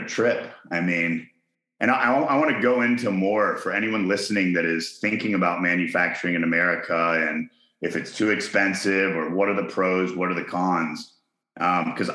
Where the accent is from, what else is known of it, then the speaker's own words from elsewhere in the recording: Chattanooga, Tennessee, United States; moved away; also born or lived in Hong Kong; I was born in Chattanooga